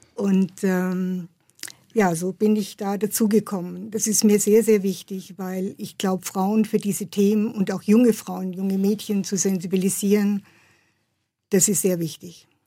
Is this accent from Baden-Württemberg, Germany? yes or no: yes; Pforzheim, Baden-Württemberg, Germany; in meiner Heimatstadt in Pforzheim